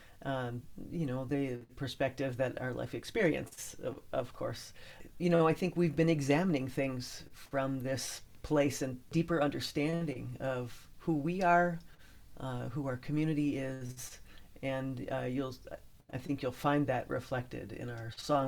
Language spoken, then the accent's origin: English; Midwest, United States; accent: Midwestern; It's just my Midwestern accent.